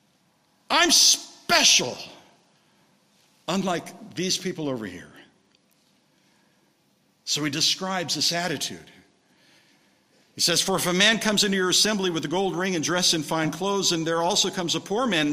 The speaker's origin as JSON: {"language": "English", "town": "Redlands", "region": "California", "country": "United States", "tie": "born or raised there", "moved": "yes", "said": "I came back to my hometown of Redlands"}